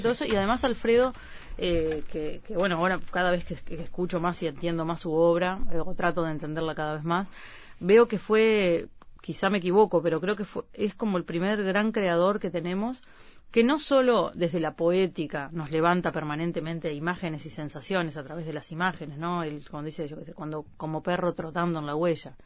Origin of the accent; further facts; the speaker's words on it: Uruguay; en mi país